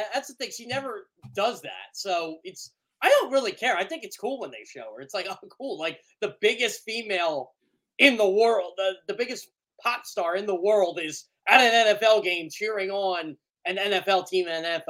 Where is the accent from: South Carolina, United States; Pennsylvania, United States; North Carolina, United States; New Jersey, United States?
Pennsylvania, United States; Berks County; we're both from Berks County